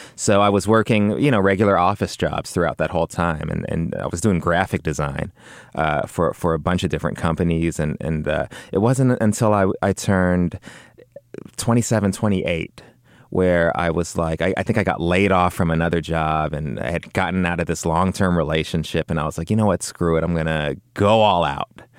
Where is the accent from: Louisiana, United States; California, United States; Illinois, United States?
California, United States; Los Angeles; grew up in, uh, West L A, kinda near Culver City.